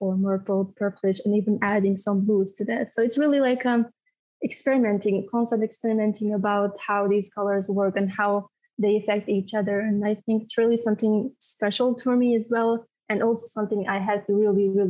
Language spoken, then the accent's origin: English; Bosnia & Herzegovina; I'm from Bosnia and Herzegovina